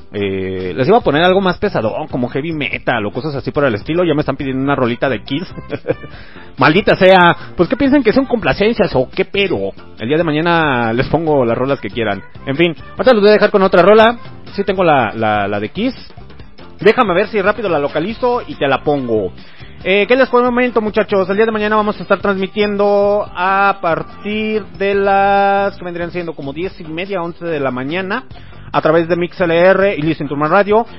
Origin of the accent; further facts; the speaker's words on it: Mexico; now in León, Mexico; soy mexicano